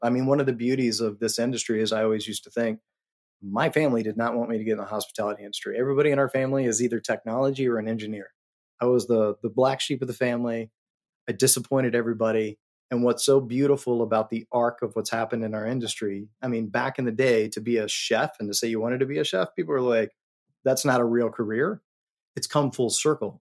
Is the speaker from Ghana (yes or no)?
no; Colorado, United States; moved away as an adult; also born or lived in New York City; I'm from Colorado